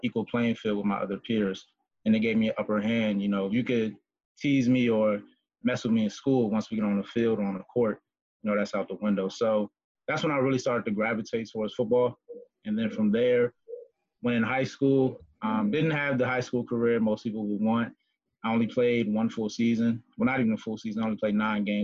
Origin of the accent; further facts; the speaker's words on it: Woodbridge, Virginia, United States; I grew up in Woodbridge, Virginia with my brother and my mother and my grandmother